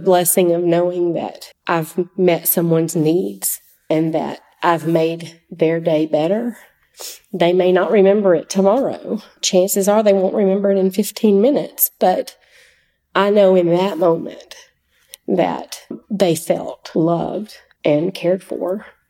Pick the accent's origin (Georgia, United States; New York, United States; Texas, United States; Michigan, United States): Georgia, United States; Oconee County; I grew up in Oconee County